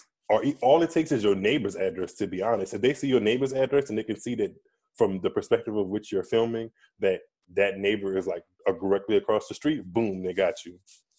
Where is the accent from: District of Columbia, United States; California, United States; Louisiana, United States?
Louisiana, United States; I'm from Louisiana